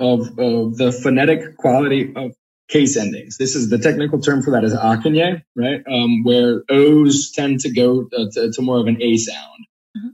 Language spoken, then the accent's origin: English; United States; moved away as an adult; now in Slovenia; as an American